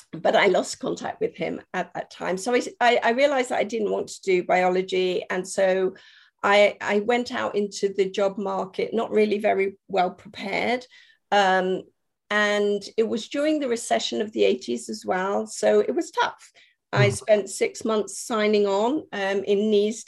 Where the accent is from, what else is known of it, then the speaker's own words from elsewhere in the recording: Germany; moved away as an adult; now in United Kingdom; I was brought up in Germany, and I didn't actually come to the UK until I went to university.